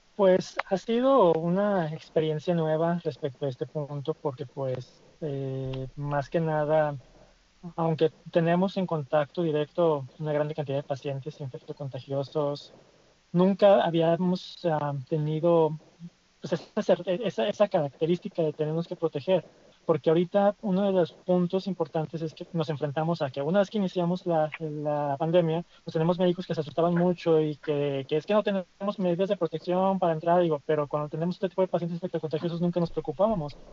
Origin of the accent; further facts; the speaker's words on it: Mexico; como mexicanos que hemos sido